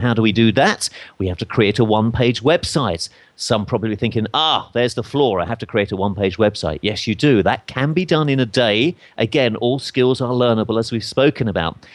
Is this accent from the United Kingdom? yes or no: yes; England, United Kingdom; accent: English; my English accent